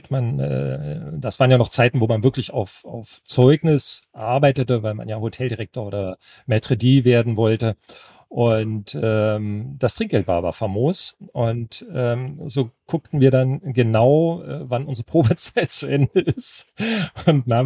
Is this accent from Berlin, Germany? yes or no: yes; Berlin, Germany; meine Heimatstadt als Ganzes einmal kennenzulernen, was ich ja nur von Geschichten konnte. Ne? Also na klar war man als Westberliner auch immer und wieder mal im Osten drüben